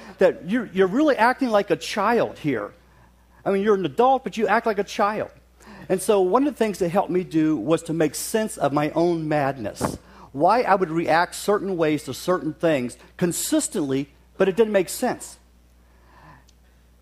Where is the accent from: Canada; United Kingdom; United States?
United States; West Virginia; now in Oshkosh, United States; I grew up in West Virginia, so periodically I'll throw out words. I make up words as I go along. So if I say something that doesn't make sense, it's probably a West Virginianism